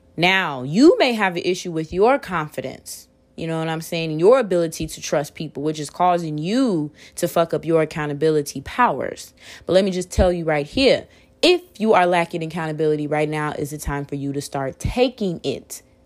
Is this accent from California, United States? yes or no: no; Waukegan, Illinois, United States; I'm from Waukegan, Illinois, uh, Lake County.